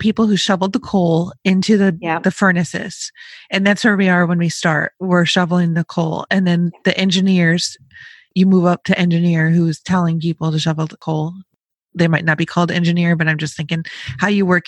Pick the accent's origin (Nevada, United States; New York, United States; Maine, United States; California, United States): New York, United States; Rochester, Buffalo area, Western; I'm from Western New York, like Rochester, Buffalo area